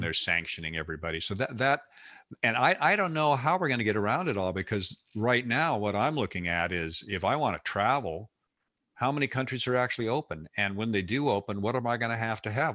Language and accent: English; West Coast, United States; I grew up out here on the West Coast